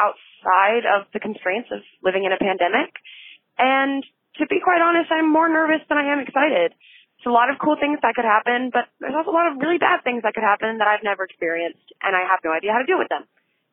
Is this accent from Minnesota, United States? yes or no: no; Athens, Georgia, United States; I'm from Athens, Georgia.